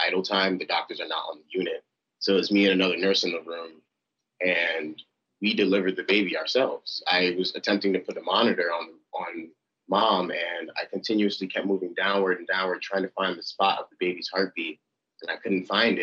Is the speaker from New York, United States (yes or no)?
yes; New York City, New York, United States; As a second of five children born from Nigerian immigrants, I grew up in Clinton Hill, Brooklyn